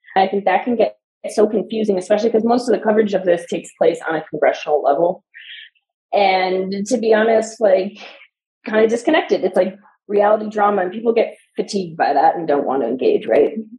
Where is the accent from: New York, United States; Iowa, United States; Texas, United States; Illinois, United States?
Illinois, United States; Chicago; now in Denver, United States; I grew up in Chicago too